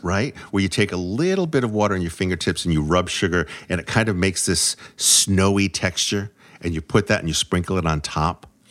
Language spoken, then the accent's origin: English; New England, United States; I'm from New England